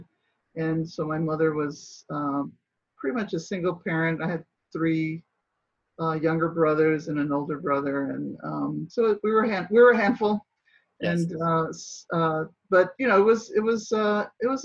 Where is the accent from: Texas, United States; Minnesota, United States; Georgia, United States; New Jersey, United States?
Texas, United States; San Antonio; now in Washington, D.C., United States; I'm from San Antonio, Texas